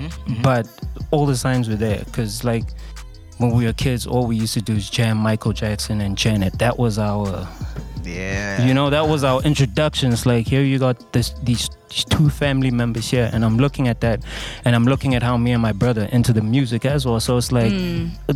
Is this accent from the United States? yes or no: no; Durban, KwaZulu-Natal, South Africa; I'm from Durban